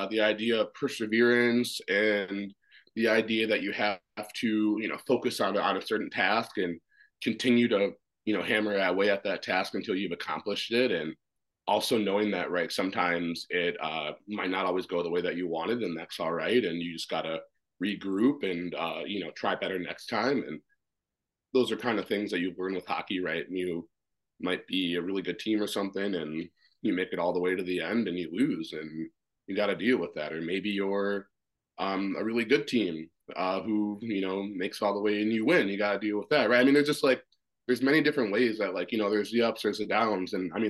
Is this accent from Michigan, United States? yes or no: no; Washington, District of Columbia, United States; born there; And so I was born in Washington, D.C.